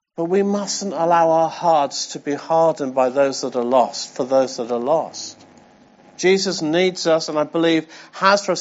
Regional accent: England, United Kingdom; I'm English

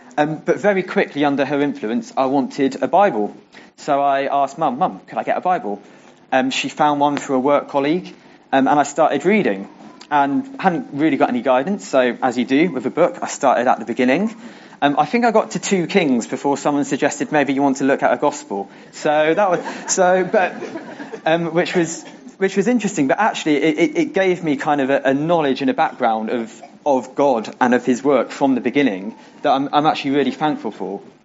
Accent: near Aylesbury, Buckinghamshire, South East England, United Kingdom; also born or lived in Bristol; Then, as a family, we moved to near Aylesbury because my dad got a new job

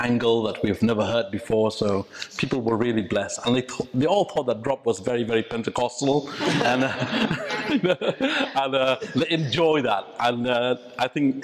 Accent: Meghalaya, India; first language Khasi; English is a second language; moved away as an adult; now in United Kingdom; my language, Khasi. So English is my third language

